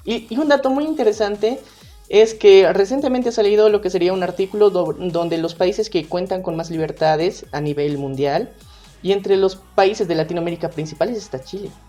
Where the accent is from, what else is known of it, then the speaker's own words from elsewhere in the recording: Bolivia; como bolivianos